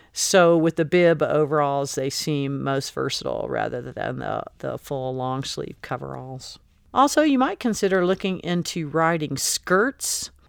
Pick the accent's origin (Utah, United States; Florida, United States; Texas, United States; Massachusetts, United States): Florida, United States; now in Colorado, United States; I grew up in Florida